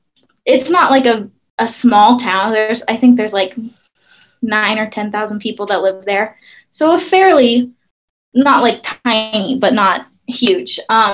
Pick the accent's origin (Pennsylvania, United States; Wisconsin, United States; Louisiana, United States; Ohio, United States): Wisconsin, United States; moved away as an adult; also born or lived in Surrey, British Columbia, Canada / Arizona; now in Idaho, United States; So my hometown is 20 minutes north of Milwaukee, which is, if you don't know, about 2 hours north of Chicago. And it's right, like I said, 5 minutes from Lake Michigan, which is huge.